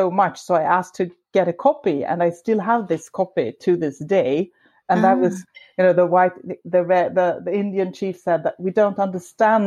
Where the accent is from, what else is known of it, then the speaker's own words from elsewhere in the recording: Sweden; also born or lived in Stockholm; I am from Sweden, as you said. I live in Stockholm, a big city.